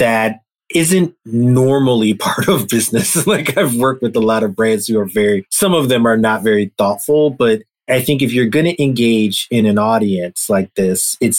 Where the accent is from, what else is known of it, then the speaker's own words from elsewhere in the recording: New York, United States; growing up in New York, you know, late 70s into the 80s